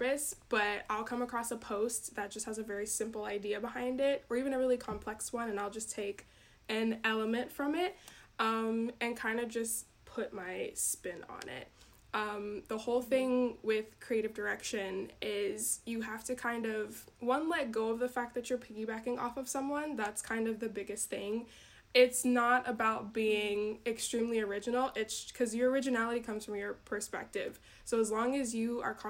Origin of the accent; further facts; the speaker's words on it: Georgia, United States; now in Wisconsin, United States; I'm actually from Georgia. I moved up to Wisconsin